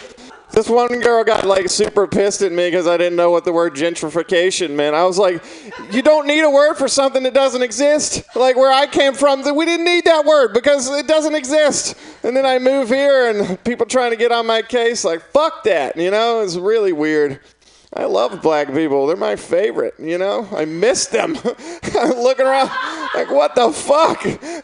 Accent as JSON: {"language": "English", "region": "Mississippi", "country": "United States", "moved": "as an adult", "lives_now": "San Francisco, United States", "said": "I'm from Mississippi."}